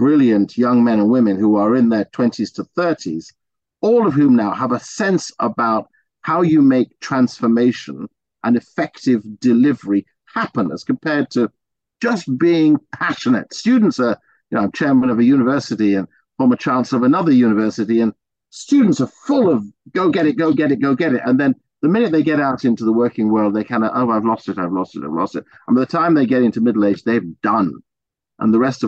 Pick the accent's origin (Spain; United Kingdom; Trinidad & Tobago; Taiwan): United Kingdom; England; But I was born in England.